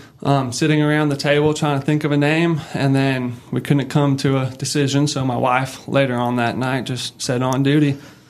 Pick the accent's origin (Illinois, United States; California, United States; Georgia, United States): California, United States; now in Northwest Arkansas, United States; I'm originally from California, moved here in 2018